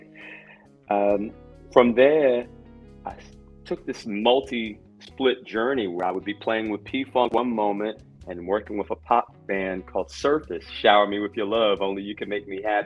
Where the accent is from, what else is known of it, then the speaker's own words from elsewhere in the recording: London, United Kingdom; moved away; also born or lived in New York / Philadelphia; I was born in London, okay? But eventually, all of those travels took me through New York and then to Philadelphia